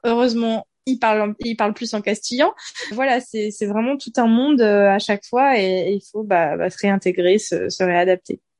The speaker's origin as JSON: {"language": "French", "country": "France", "also_born_or_lived": "Granada, Spain", "moved": "as an adult", "lives_now": "Valencia, Spain", "said": "en tant que française"}